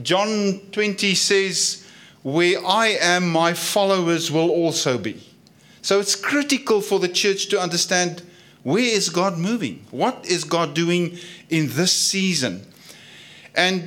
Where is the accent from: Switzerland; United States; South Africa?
South Africa; accent: Afrikaans; my Afrikaans accent